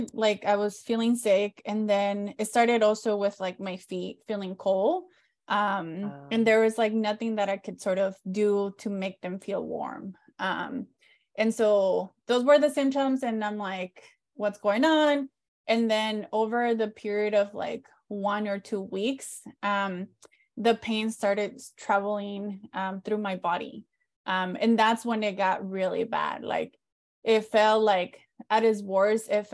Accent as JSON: {"language": "English", "town": "San Diego", "region": "California", "country": "United States", "tie": "born or raised there", "also_born_or_lived": "Mexico", "said": "I was born in Mexico, lived in border town cities, both in Mexico, and then when we moved to San Diego, we lived in San Diego County, grew up undocumented"}